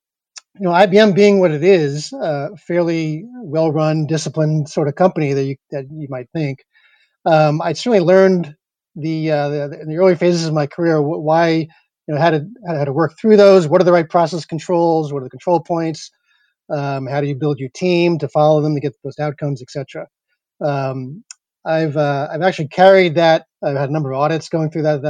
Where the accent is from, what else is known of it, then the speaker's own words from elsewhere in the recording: East Coast, United States; moved away as an adult; also born or lived in New York / Silicon Valley; I grew up in the East Coast